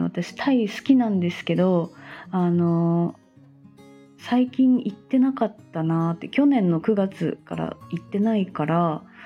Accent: Fukuoka, Japan; moved away as an adult; 地元が福岡なので一回福岡に帰って

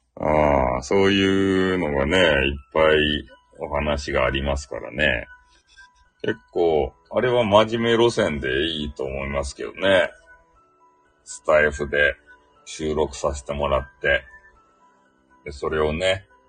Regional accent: Hakata, Fukuoka, Japan; accent: Hakata dialect; 俺の博多弁

